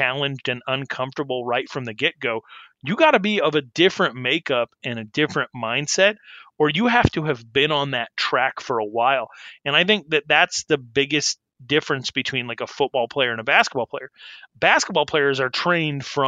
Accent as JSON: {"language": "English", "region": "Arizona", "country": "United States", "tie": "born or raised there", "also_born_or_lived": "Wyoming", "said": "I came up in Arizona"}